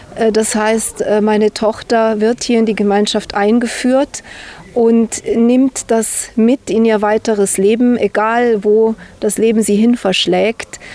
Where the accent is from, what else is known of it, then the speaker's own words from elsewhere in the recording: Timișoara, Timiș County, Romania; moved away; also born or lived in Banat; ich bin in Temeswar geboren